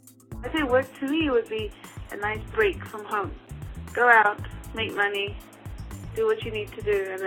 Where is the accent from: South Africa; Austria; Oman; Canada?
South Africa; now in Miami, United States; I'm 26. I live in Miami. I'm originally from South Africa